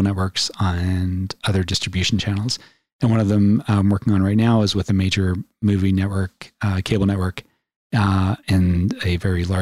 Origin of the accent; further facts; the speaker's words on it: Philadelphia, Pennsylvania, United States; moved away as an adult; also born or lived in New York / Long Island; now in Colorado, United States; I grew up in Philadelphia, and it was a really great place to grow